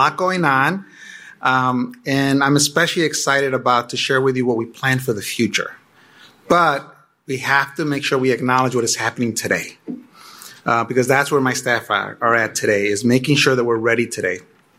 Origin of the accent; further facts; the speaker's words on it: Chicago, Illinois, United States; also born or lived in Mexico; I immigrated to Chicago from Mexico with my family at the age of 5. I was a kid from the inner city. And I attended CPS schools. I graduated from Benito Juarez in a high school in Pilsen.